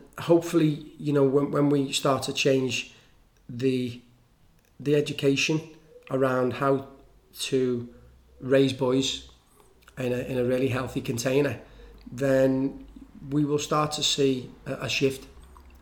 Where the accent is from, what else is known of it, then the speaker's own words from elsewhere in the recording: Liverpool, North West England, United Kingdom; I come from Liverpool